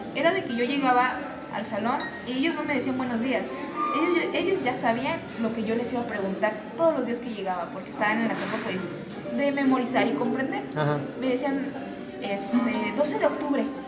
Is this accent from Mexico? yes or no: yes; San Luis Potosí, Mexico; soy originaria de, San Luis Potosí. Eh, toda mi vida he radicado aquí.